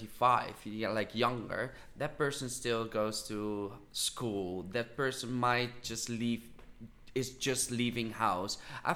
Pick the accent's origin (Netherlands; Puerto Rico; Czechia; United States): Netherlands; I do think I'm from the Netherlands and I don't consider myself really as a person of the Netherlands. I consider myself as a person of the world.